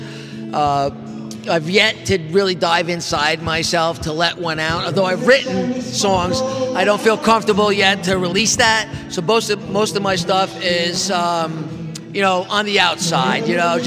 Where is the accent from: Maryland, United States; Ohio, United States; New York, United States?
New York, United States; Saugerties; moved away as an adult; also born or lived in Adirondacks; Originally from Saugerties, Woodstock, New York.